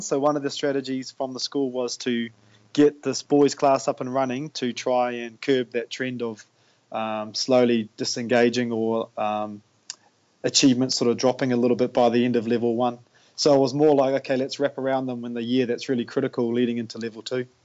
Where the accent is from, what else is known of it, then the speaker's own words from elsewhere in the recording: Tauranga, Bay of Plenty, New Zealand; now in Whakatane, New Zealand; I was actually born and raised in Tauranga, but I left there in 1999